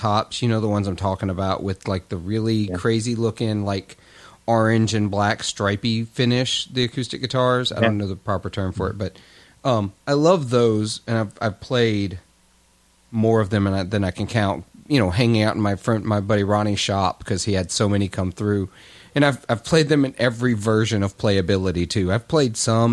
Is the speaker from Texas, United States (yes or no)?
no; Clarksdale, Mississippi, United States; my hometown in Clarksdale